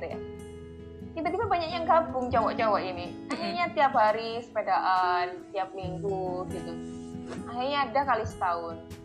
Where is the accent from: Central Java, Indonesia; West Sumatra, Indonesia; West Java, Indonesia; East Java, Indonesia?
East Java, Indonesia; Jombang; teman-temanku sesama teman di Jombang